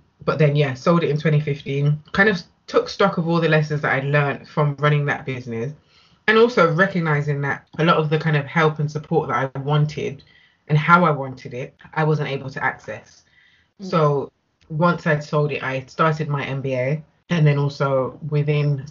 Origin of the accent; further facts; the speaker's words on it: Nottingham, East Midlands, United Kingdom; moved away as an adult; now in Birmingham, United Kingdom; I'm originally from Nottingham